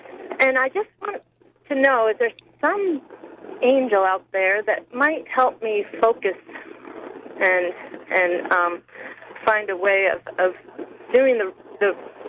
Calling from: Indianola, Washington, United States; Indianola is, it's south of Kingston.

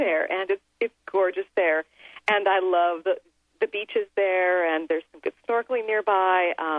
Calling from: Washington, United States; I'm actually coming from the Seattle area, which is indeed beautiful, but oh, I miss Hawaii.

